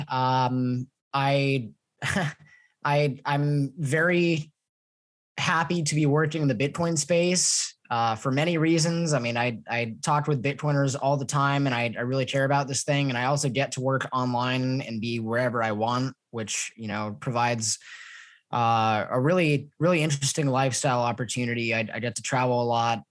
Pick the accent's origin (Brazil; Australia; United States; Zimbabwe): United States; Los Angeles, California; moved away as an adult; now in Mexico; I'm from Los Angeles. Uh, I was living in Los Angeles before I moved to Mexico